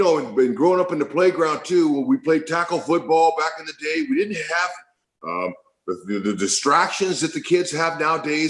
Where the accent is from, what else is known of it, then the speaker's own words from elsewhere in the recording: Fresno, California, United States; grow up in Central California, Central San Joaquin Valley, Fresno